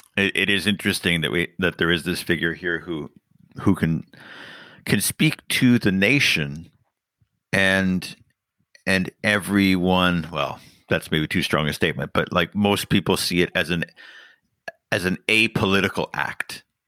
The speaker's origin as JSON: {"language": "English", "country": "Canada", "said": "as a Canadian and a member of the Commonwealth"}